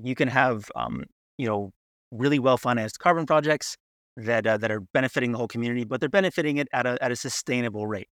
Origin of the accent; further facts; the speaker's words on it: United States; as an American